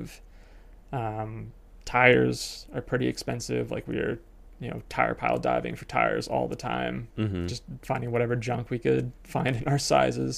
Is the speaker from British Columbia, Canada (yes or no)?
yes; British Columbia, Canada; moved away as an adult; also born or lived in Kamloops, British Columbia; now in Sandwich, United States; I'm from British Columbia and now I live in Sandwich, Massachusetts